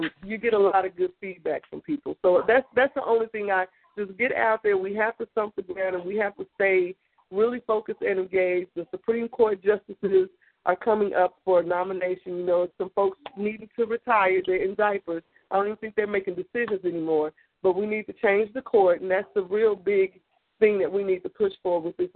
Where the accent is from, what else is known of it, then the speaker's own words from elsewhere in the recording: Austin, Texas, United States; also born or lived in Houston; I'm from Austin